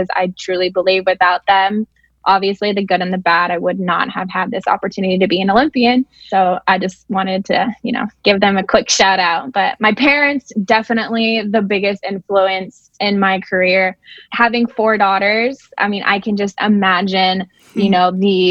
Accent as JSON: {"language": "English", "region": "Southern California", "country": "United States", "tie": "born or raised there", "said": "I grew up in SoCal"}